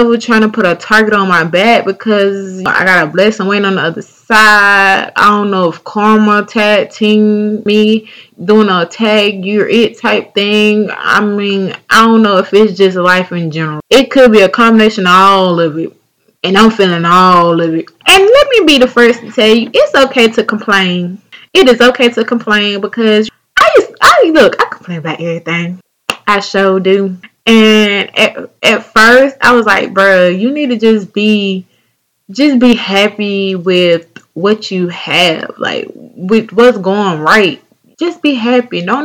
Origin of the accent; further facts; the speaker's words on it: North Carolina, United States; accent: southern; my home state, North Carolina, North Kakalaki